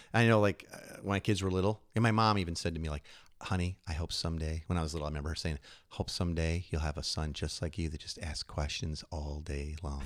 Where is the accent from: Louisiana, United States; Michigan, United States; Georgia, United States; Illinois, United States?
Illinois, United States; Chicago; moved away; also born or lived in New York; I grew up in Chicago